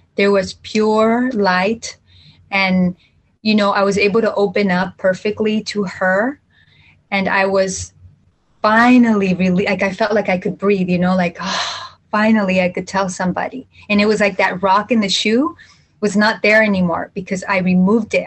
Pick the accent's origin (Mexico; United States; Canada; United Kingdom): Mexico; Jalisco; I'm from Central Mexico, from uh, Jalisco.